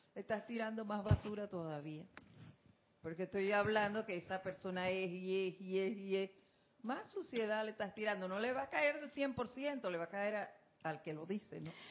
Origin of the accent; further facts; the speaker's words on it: Panama; así son los panameños